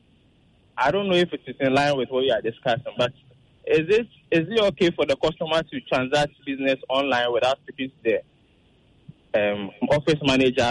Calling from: Tema, Greater Accra, Ghana; I'm calling from Tema.

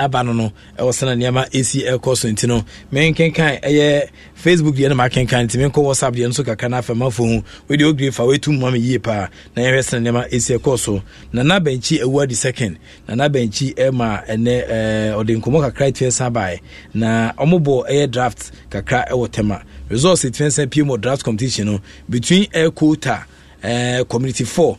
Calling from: Calgary, Alberta, Canada; I'm … from Canada Calgary

